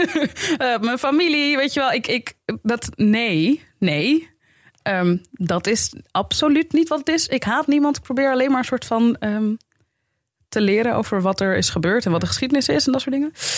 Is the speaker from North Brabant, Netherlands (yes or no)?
no; Amsterdam, North Holland, Netherlands; moved away as an adult; now in Zaandam, Netherlands; ik kom uit de Belmer